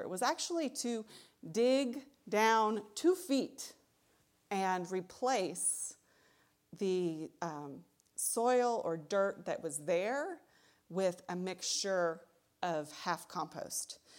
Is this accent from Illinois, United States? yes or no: no; Texas, United States; moved away as an adult; also born or lived in Tucson, Arizona; now in Michigan, United States; I'm from Texas